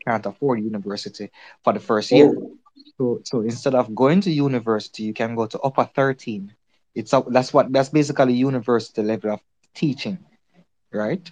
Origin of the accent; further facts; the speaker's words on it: Jamaica; I'm from Jamaica